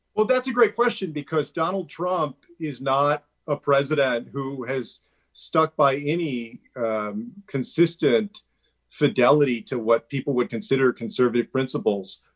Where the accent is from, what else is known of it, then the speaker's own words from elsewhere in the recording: Texas, United States; Texas, my home state